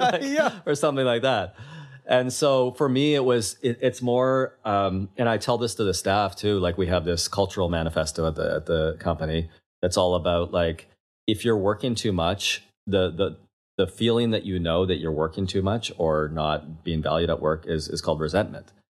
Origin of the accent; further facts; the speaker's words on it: Kelowna, British Columbia, Canada; moved away as an adult; also born or lived in London, England; now in Toronto, Canada; I grew up in Kelowna, BC, left uh, when I was 21 to London, England.